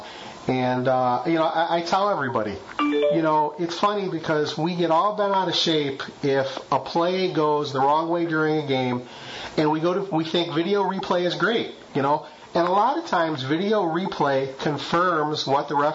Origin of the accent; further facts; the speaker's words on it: Michigan, United States; moved away; I grew up in Michigan